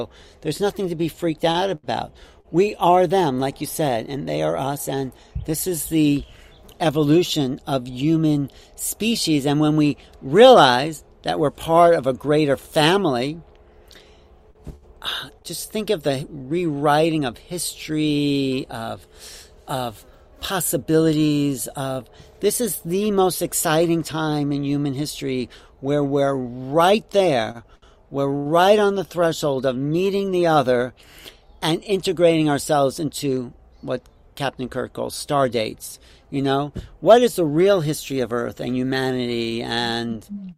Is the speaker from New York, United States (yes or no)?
yes; Wantagh, New York, United States; I grew up in Wanto